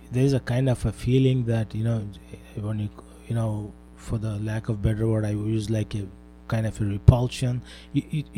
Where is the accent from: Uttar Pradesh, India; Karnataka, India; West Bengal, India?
Karnataka, India; Bangalore; moved away as an adult; also born or lived in Mechanicsburg, Pennsylvania / Columbia, Pennsylvania; now in United States; I hail from Bangalore, India, that is the southwest part of India.